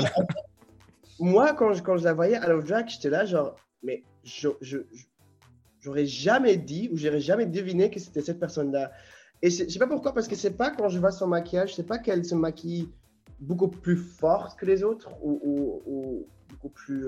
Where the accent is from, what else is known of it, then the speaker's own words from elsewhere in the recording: Ghent, Flanders, Belgium; French is a second language; now in Brussels, Belgium; je suis originaire de Gand, mais j'ai déménagé à Bruxelles aussi